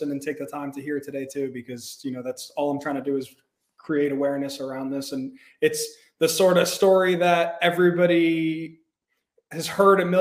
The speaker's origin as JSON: {"language": "English", "area": "Long Island", "region": "New York", "country": "United States", "tie": "born or raised there", "said": "I grew up in Long Island, New York. I grew up on the North Shore"}